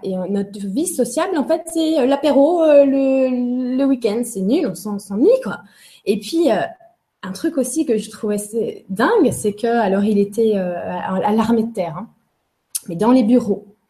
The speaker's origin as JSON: {"language": "French", "town": "Angers", "region": "Pays de la Loire", "country": "France", "tie": "born or raised there", "said": "Je suis née à Angers. Euh, voilà, j'étais à Angers puisque mes parents étaient des étudiants, se sont rencontrés à Angers et euh, ont on fait leur vie là-bas en fait."}